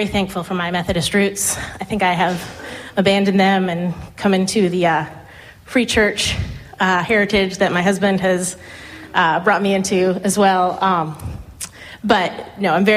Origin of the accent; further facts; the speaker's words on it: Tampa, Florida, United States; moved away as an adult; now in Durham, United States; I was raised in Tampa, Florida.